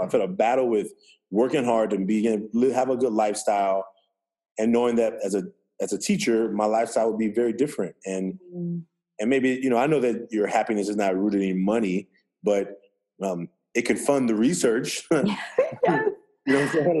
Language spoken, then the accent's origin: English; Oakland, California, United States; I'm from Oakland, California. Um, I was raised by a single mother